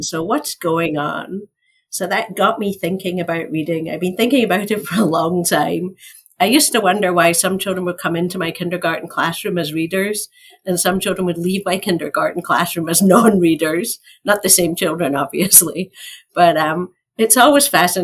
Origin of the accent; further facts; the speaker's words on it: Scotland, United Kingdom; moved away as an adult; now in United States; So I'm from Scotland. Sometimes it feels like I'm from another planet, but it's only Scotland. I've lived here for over 30 years